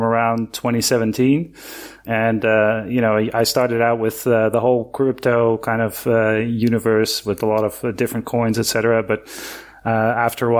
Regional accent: Netherlands; moved away as an adult; now in Argentina; I'm originally from the Netherlands, and I moved here in 2005. To Argentina

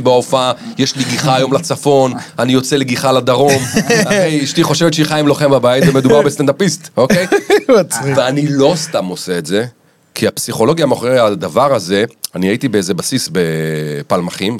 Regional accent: Rishon LeZion, Central District, Israel; אנחנו בגיל מאוד צעיר, ההורים שלי עזבו למרכז ראשון לציון

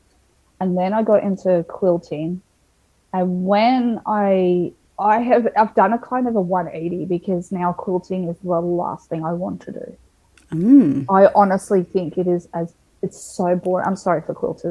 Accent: Melbourne, Victoria, Australia; moved away as an adult; also born or lived in Townsville; we're originally from Melbourne

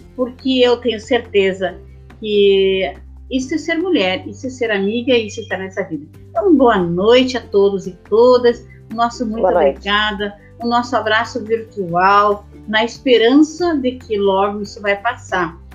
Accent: Brazil; Eu sou natural aqui do Boi Morto, da Vila Calduro, né? Minha, minha a, a, a, ali eu nasci, ali eu me criei

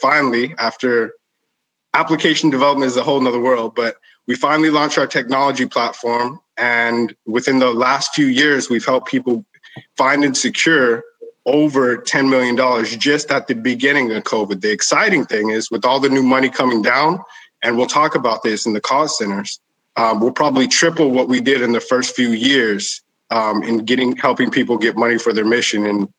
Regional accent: El Paso, Texas, United States; But in growing up in El Paso, I was a hustler, right?

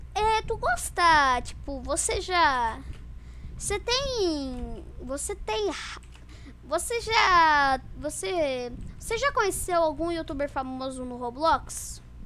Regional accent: Santa Catarina, Brazil; Eu sou de Santa Catarina

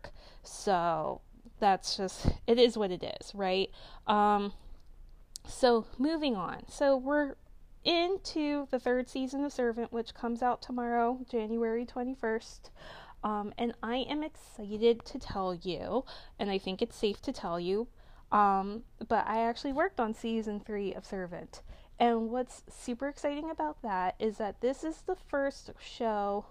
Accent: Delaware, United States; I'm from Delaware.

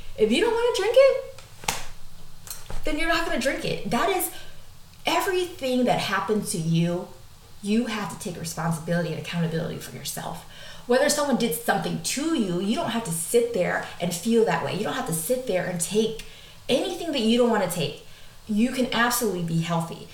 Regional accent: United States; I'm American

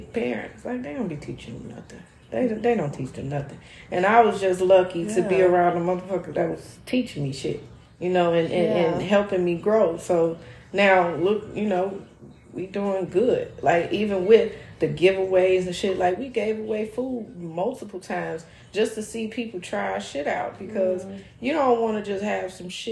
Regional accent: Chicago, Illinois, United States; I've been in Chicago. I was born right there

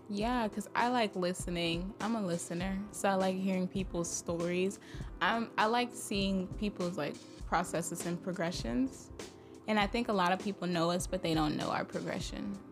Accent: Nigeria; I'm Nigerian. We're not really raised to be interested in Greek life

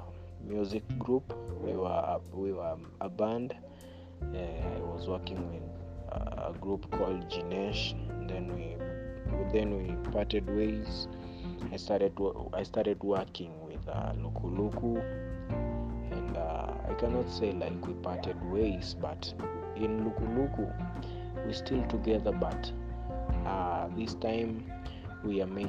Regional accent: Western, Kenya; also born or lived in Kibera, Nairobi; now in Nairobi, Kenya; I'm from Western, that's my hometown. Yeah, Western, but in Nairobi, I'm based at Kibera.

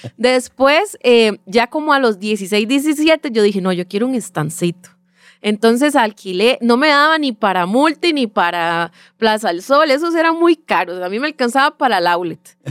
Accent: Sabanilla, San José, Costa Rica; soy eh, nacida y crecida en Sabanilla, Montedioca

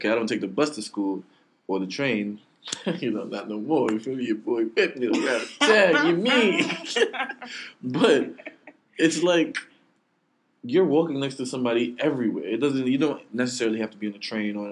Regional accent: New York City, New York, United States; I'm from Brooklyn

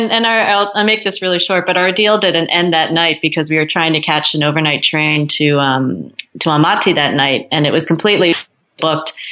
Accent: United States; like I knew there was nothing that anyone had against me as an American, as a tourist.

